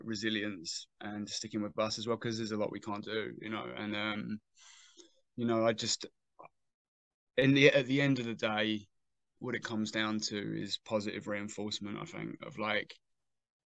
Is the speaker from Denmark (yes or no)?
no; Southend-on-Sea, East of England, United Kingdom; my hometown